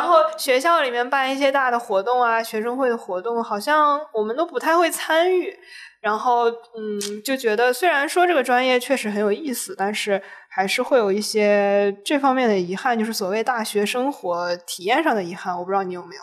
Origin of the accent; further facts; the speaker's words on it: Taiyuan, Shanxi, China; 我老家 ，呃，太原那边，就是我奶奶家那个村子